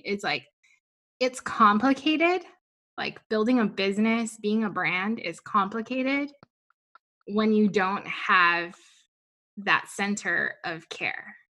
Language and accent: English; Guam; I'm, I'm from Guam. I'm from the island.